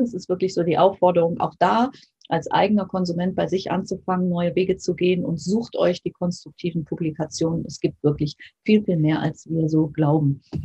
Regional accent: Germany; bei uns in Deutschland

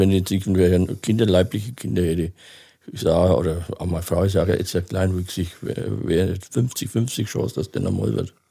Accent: Feucht, Bavaria, Germany; Bei Nürnberg, ja. Bei Nürnberg.

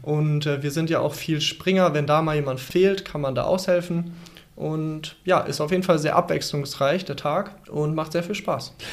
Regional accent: Dorsten, North Rhine-Westphalia, Germany; ich komme ja aus Dorsten

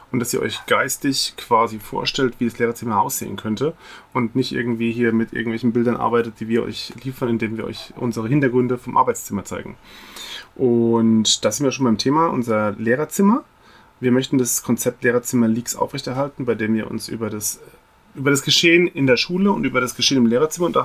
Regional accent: Rhineland-Palatinate, Germany; Ich bin aus Rheinland-Pfalz

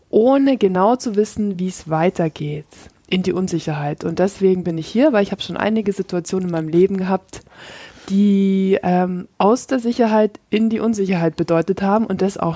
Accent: Munich, Bavaria, Germany; Mm, ich komme aus München.

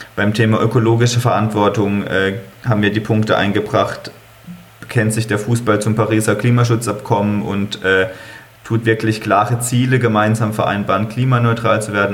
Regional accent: Freiburg, Baden-Württemberg, Germany; ich komme aus Freiburg, bin Fan des hiesigen Sportclubs

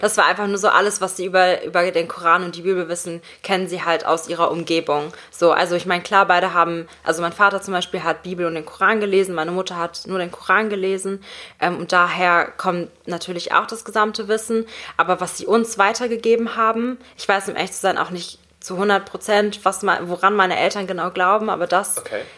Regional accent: Germany; ich bin praktisch in Deutschland aufgewachsen

